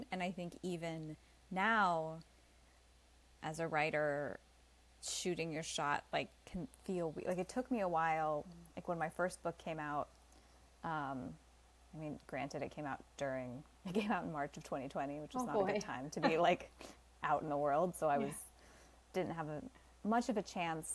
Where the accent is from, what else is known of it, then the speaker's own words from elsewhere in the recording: New Jersey, United States; moved away; also born or lived in Los Angeles / New York City; I'm originally from New Jersey